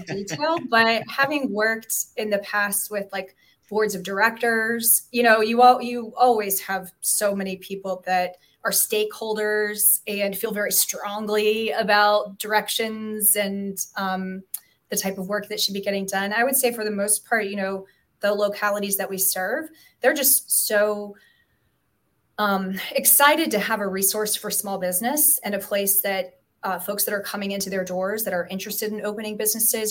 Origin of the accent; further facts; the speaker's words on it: Hampton, Virginia, United States; moved away; I grew up in Hampton